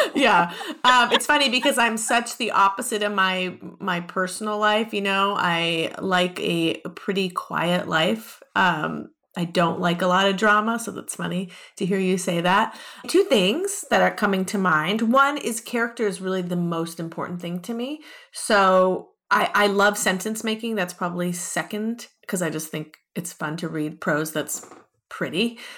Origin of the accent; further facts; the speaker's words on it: Los Angeles, California, United States; also born or lived in Ohio; I was born and raised in Los Angeles